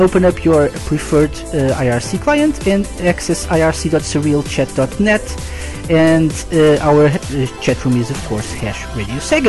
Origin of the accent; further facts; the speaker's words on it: Portugal; I'm live from Portugal.